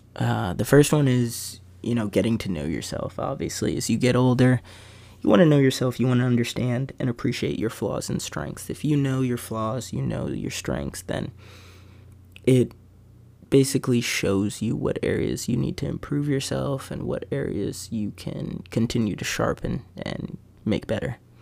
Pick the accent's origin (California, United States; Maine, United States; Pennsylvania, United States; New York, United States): Pennsylvania, United States; Bethlehem; Growing up in Bethlehem has been fun, for sure.